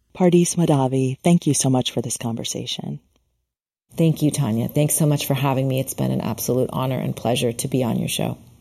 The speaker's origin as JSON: {"language": "English", "region": "Minnesota", "country": "United States", "tie": "born or raised there", "said": "I was born in Minnesota"}